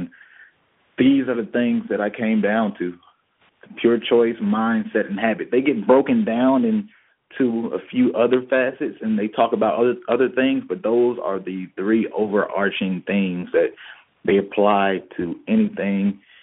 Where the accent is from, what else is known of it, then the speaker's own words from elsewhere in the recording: Decatur, Georgia, United States; I'm from Decatur, Georgia. Born and bred